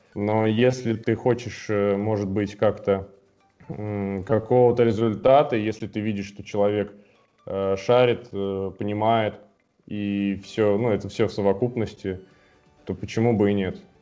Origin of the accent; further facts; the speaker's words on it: Almetyevsk, Tatarstan, Russia; moved away; Изначально я сам вообще из Альметьевска, это город 150 э, тысяч населения и в Татарстане. И я там начинал